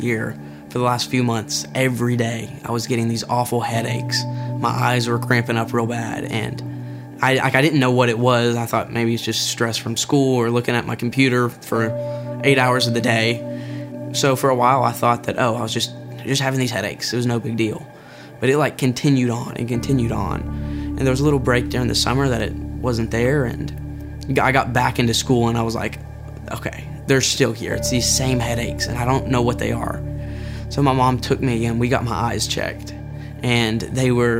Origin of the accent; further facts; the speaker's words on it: Maryville, Tennessee, United States; I was born in Maryville, and I've kind of been raised up here all my life